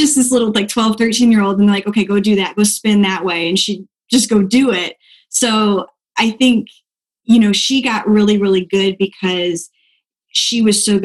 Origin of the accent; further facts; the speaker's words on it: Dixon, Illinois, United States; also born or lived in Pensacola, Florida; now in Florida, United States; I am from a really small town outside of Chicago called Dixon. Northern Illinois